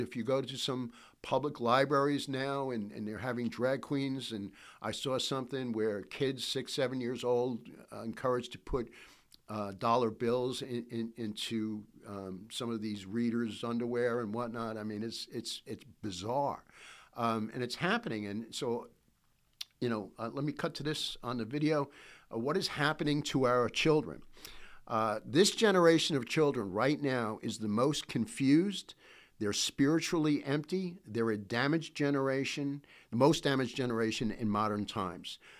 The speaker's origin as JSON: {"language": "English", "region": "New York", "country": "United States", "said": "I'm from New York"}